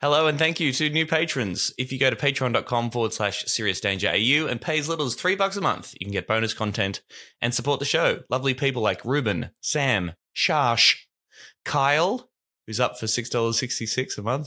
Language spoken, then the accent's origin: English; Warrnambool, Victoria, Australia; My hometown of Warrnambool